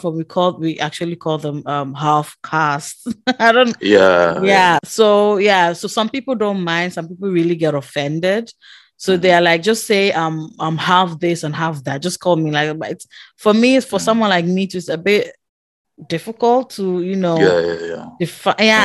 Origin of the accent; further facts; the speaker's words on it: Ghana; now in Netherlands; I'm coming from Ghana